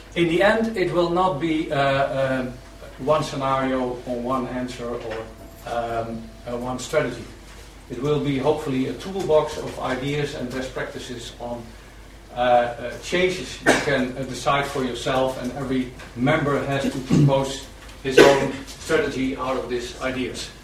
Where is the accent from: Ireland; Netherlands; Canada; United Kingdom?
Netherlands; a guy talking about trust coming from Holland